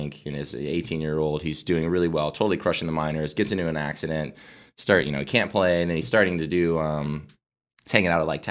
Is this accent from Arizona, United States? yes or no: yes; Arizona, United States; I'm from Arizona